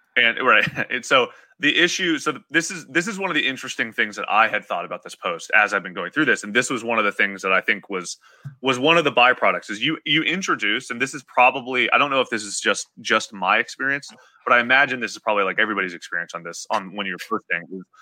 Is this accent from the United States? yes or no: yes; Appalachia, United States; growing up in Appalachia